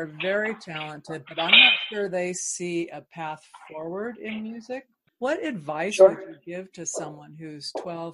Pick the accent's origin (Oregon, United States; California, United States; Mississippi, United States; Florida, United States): California, United States; Bay Area; I grew up in the Bay Area